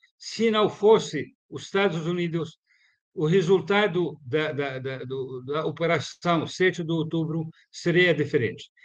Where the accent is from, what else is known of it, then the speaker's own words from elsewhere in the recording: Palestine; moved away; Eu nasci em 62. Minha terra foi ocupada